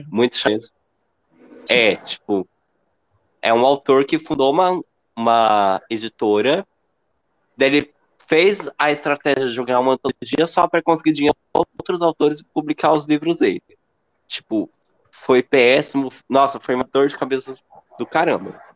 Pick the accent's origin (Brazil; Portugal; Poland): Brazil; interior of São Paulo; eu sou do interior de São Paulo